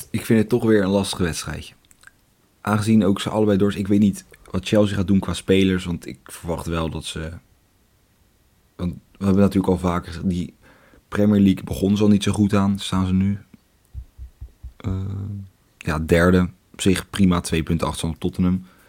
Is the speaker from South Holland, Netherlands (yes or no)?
yes; Leiden, South Holland, Netherlands; accent: Leidse accent; mijn Leidse accent komt er af en toe een beetje tussendoor